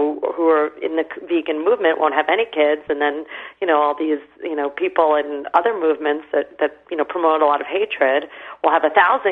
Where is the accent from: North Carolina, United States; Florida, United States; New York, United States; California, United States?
New York, United States; New York City; also born or lived in England; in my late teens, growing up in New York City